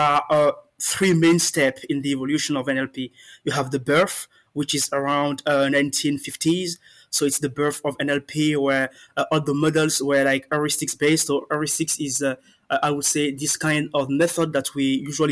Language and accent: English; Benin; moved away as an adult; now in France; I'm a Beninese. I come from the Republic of Benin, and I've been residing in France for like 8 years now